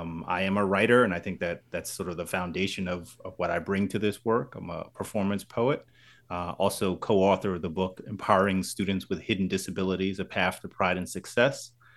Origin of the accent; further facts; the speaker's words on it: New Jersey, United States; So, I am from Central New Jersey